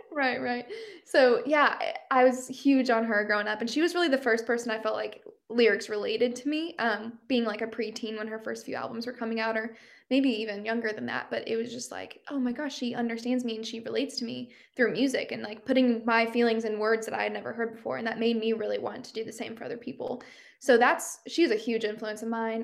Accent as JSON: {"language": "English", "area": "Midwest", "region": "Missouri", "country": "United States", "tie": "born or raised there", "also_born_or_lived": "Kansas City / Nashville", "moved": "as an adult", "said": "I love that I grew up here. I really do. I think I got that kind of like Midwestern experience growing up"}